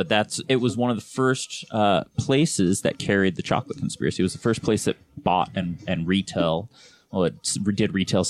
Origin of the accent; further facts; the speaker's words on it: Roosevelt, Utah, United States; moved away; also born or lived in Salt Lake City, Utah; I didn't grow up in Salt Lake. I grew up outside of Salt Lake. I grew up in Roosevelt.